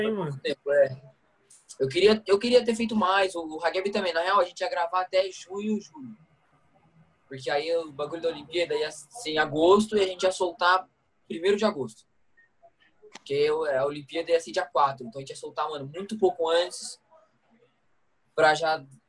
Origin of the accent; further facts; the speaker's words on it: Brazil; eu sou de Guará